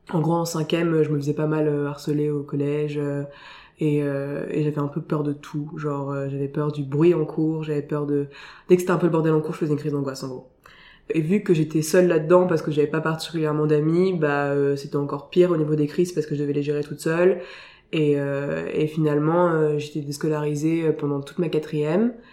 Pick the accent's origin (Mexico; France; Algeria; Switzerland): France; Saint-Maur-des-Fossés, Île-de-France; also born or lived in Paris / Villecresnes; je suis née à Paris, j'ai grandi à Villecrène, une espèce de, de, banlieue très très lointaine et un peu campagne. Et puis après j'ai passé toute mon enfance à Saint-Maur-des-Fossés, en 94.